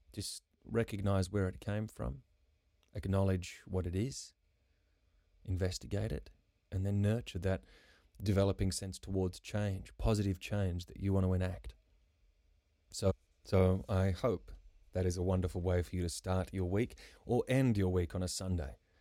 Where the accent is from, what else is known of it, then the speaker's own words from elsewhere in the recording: Karratha, Western Australia, Australia; I grew up in Karratha, which is tropical cyclone territory.